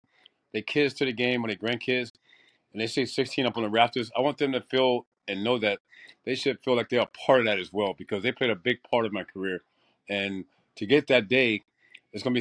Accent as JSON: {"language": "English", "town": "Tampa", "region": "Florida", "country": "United States", "tie": "born or raised there", "said": "I got traded to Tampa, my hometown team"}